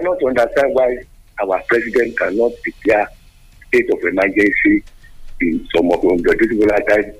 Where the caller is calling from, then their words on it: Owo, Ondo, Nigeria; I am calling from Owo Kingdom, Ugadu, Wadokuka.